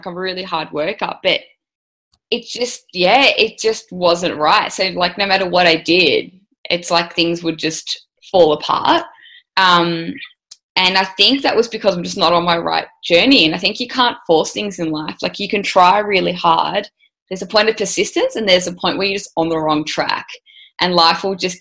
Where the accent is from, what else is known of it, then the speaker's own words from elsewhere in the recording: Melbourne, Victoria, Australia; I'm from Melbourne, Australia. So grew up, went to university